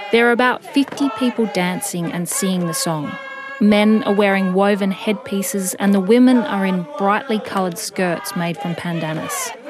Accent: Australia; sinks in, especially as an Australian.

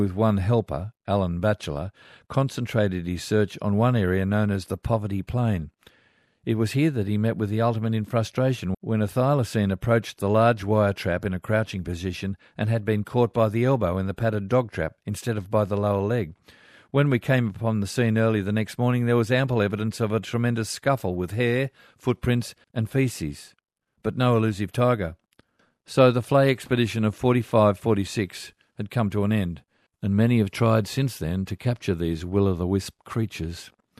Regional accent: Mudgee, New South Wales, Australia; I'm an Aussie from Mudgee. Small town, nice people.

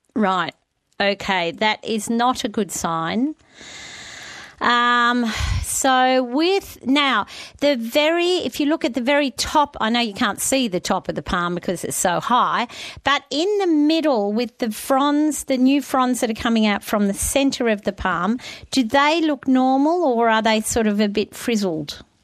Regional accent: New South Wales, Australia; I grew up in New South Wales

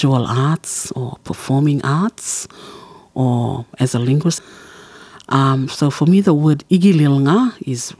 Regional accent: Saibai Island, Queensland, Australia; first language Kala Kawaw Ya; English is a second language; now in Bamaga, Australia; I belong to the Sui Baitham clan of Saibai Island, and I live in Bamaga, in the very northern tip of Queensland

